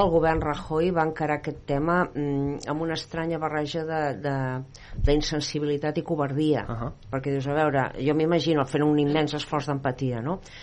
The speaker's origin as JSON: {"language": "Catalan", "region": "Catalonia", "country": "Spain", "also_born_or_lived": "Madrid / Vallès / Sants", "said": "jo com a catalana a Madrid"}